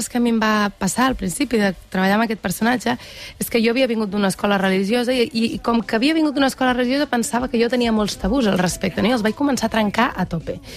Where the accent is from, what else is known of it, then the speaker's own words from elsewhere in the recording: Igualada, Catalonia, Spain; Jo sóc d'Igualada.